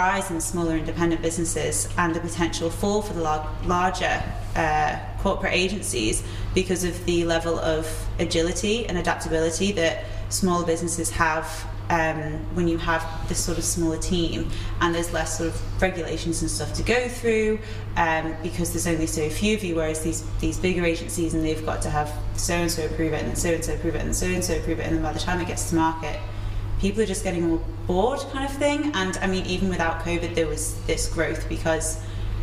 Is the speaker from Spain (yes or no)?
no; Isle of Man; moved away as an adult; you grow up here and you live on the Isle of Man, you live and breathe the Isle of Man. And then it wasn't until I left that I became so proud to be Manx